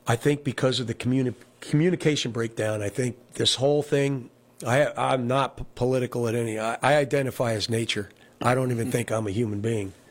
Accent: Olive Bridge, New York, United States; also born or lived in Kingston, New York / Town of Rochester, New York; Olive Bridge, where I grew up.

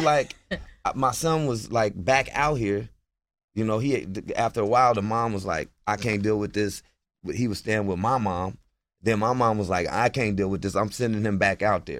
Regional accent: Portland, Oregon, United States; also born or lived in Bakersfield, California; now in New York, United States; I'm from Portland, Oregon

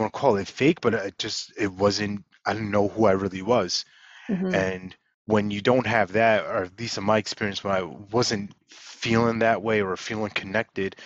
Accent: Long Island, New York, United States; also born or lived in Brooklyn; I grew up in New York, in Long Island specifically

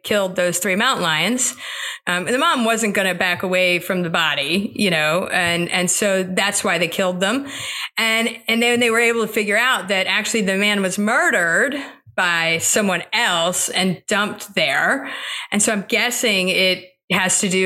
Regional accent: Florida, United States; moved away; also born or lived in North Carolina; I grew up in Florida

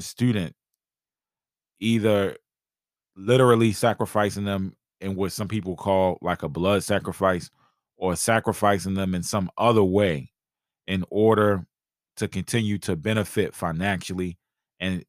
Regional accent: Baltimore, Maryland, United States; I'm from Baltimore

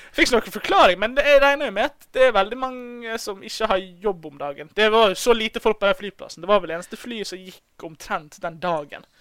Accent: Bergen, Vestland, Norway; accent: Bergen dialect with rolled r; Bergenser med rulle-r er jo min dialekt

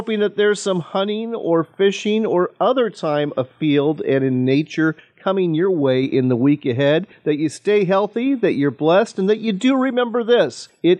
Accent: Washington, United States; my home state of Washington

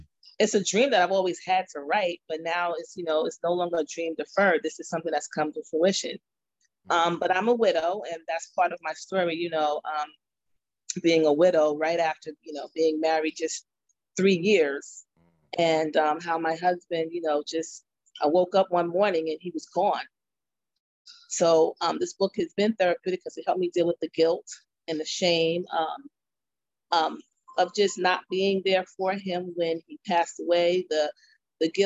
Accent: Mount Vernon, New York, United States; I'm from Mount Vernon, New York

